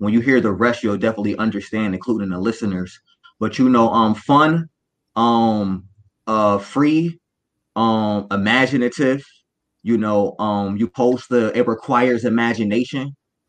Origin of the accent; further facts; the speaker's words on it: Buffalo, New York, United States; You know, I'm coming from Buffalo, New York.